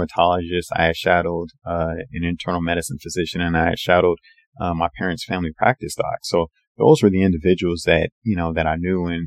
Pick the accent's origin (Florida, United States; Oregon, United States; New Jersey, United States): Oregon, United States; Portland; moved away; my hometown of, Portland, Oregon to do my, general surgery training.